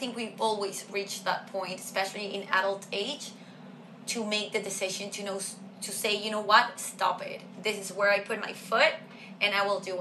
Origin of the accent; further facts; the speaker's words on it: Venezuela; moved away; I come from Venezuela